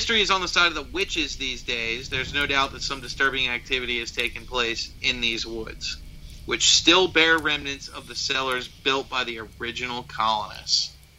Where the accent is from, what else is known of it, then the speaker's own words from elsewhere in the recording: the South, United States; I'm from the South.